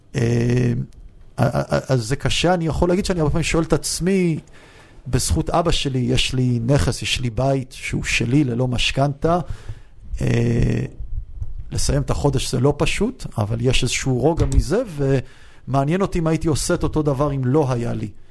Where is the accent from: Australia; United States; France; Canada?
United States; also born or lived in Beersheba, Israel / Yeruham, Israel; now in Israel; גדלתי המון שנים בארצות הברית, אני יודע לדבר אנגלית טוב